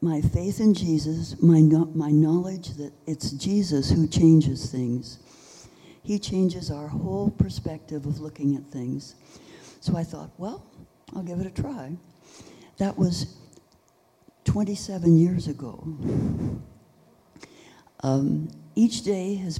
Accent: San Francisco, California, United States; I was born in San Francisco, went to medical school in Southern California

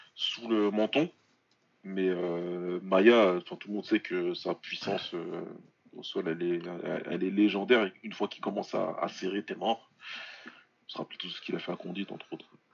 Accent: France; on est français

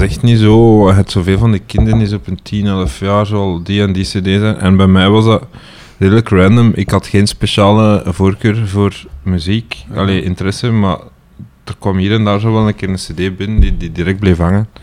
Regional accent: Ninove, Flanders, Belgium; Ik kom eigenlijk van Winneke.

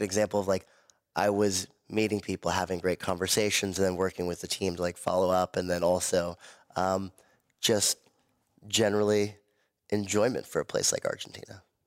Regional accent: Malibu, California, United States; also born or lived in Miami; growing up in Malibu around a family of entrepreneurs

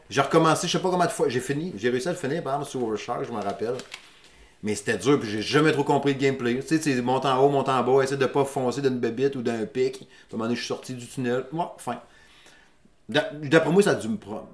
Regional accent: Saguenay, Quebec, Canada; moved away as an adult; je suis natif du Saguenay. Puis je déménageais à Québec

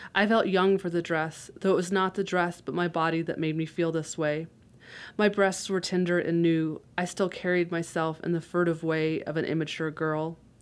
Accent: Florida, United States; I grew up in Florida, which is very flat

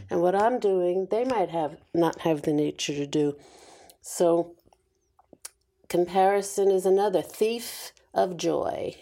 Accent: New York, United States; I was born and raised in New York

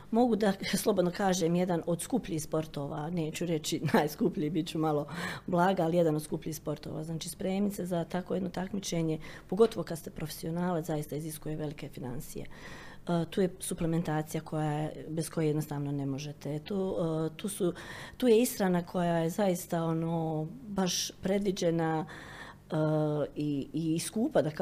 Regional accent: Bosnia & Herzegovina; kod nas u Bosni i Hercegovini

